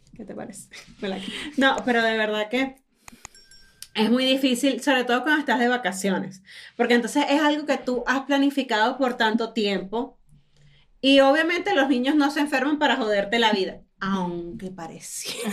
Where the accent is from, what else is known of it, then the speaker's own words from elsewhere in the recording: Falcón, Venezuela; moved away; yo vengo de Venezuela, yo vengo de las playas de Falcón